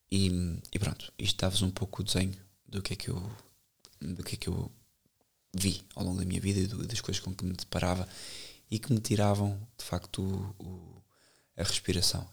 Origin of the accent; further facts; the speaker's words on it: Benavente, Santarém District, Portugal; Benavente, onde eu cresci, desde os 4 anos